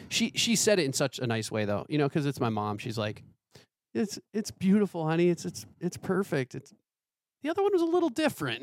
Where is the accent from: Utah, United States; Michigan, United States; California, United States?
Michigan, United States; growing up in Michigan where it's kinda similar to Pittsburgh